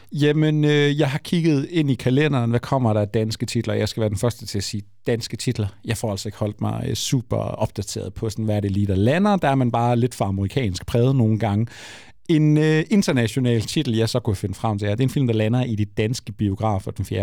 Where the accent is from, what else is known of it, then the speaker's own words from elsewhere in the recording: Frederikshavn, North Denmark Region, Denmark; Jeg undskylder mange gange for at være fra Frederikshavn